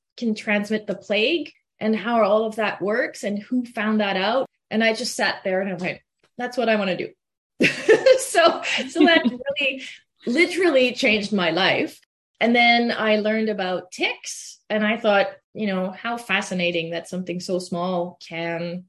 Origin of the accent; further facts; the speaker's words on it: Quebec, Canada; English is a second language; moved away as an adult; also born or lived in Lethbridge, Alberta; now in Manitoba, Canada; I'm originally from Quebec. That's where I grew up, and that's where I did all my school through undergrad and everything in French.